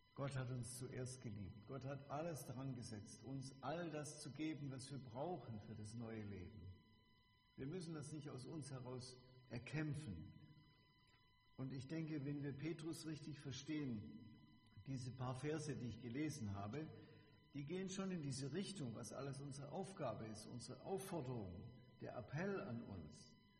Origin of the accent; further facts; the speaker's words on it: Bebenhausen, Baden-Württemberg, Germany; Ich komme aus Bebenhausen, da gibt es auch ein Zisterzienserkloster